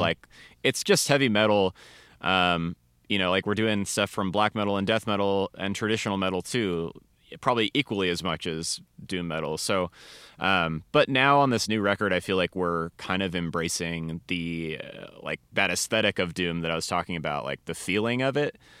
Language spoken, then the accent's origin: English; Seattle, Washington, United States; moved away as an adult; now in Denver, United States; I'm from the Seattle area originally